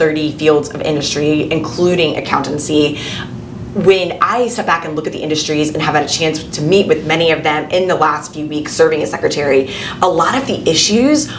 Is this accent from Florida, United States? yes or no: yes; Bradenton, Florida, United States; I was born and raised in Bradenton.